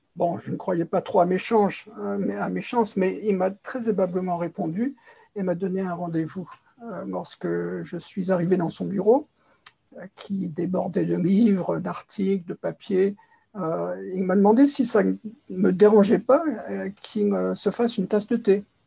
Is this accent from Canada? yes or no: no; Paris, Île-de-France, France; je suis né à Paris